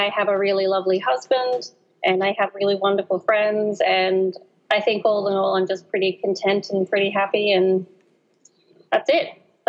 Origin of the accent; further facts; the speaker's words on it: Brisbane, Queensland, Australia; so I think that's clear now. I'm from Brisbane in Australia, which is, as you say, from the future.